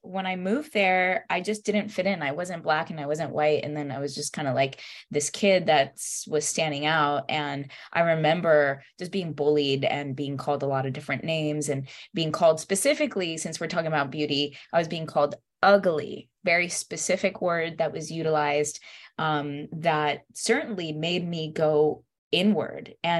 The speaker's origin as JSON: {"language": "English", "town": "Stuart", "region": "Florida", "country": "United States", "tie": "born or raised there", "also_born_or_lived": "Puerto Rico", "second_language": "English", "said": "I was born in Puerto Rico, and I moved to the United States at the age of 7. I moved to Stuart, Florida first, and that was like a first cultural shock for me because I didn't speak the language"}